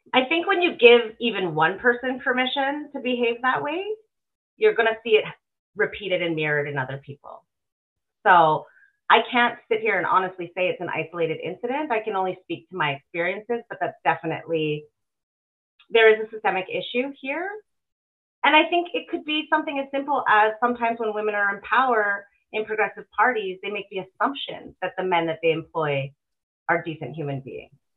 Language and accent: English; Alberta, Canada; born and raised in Alberta.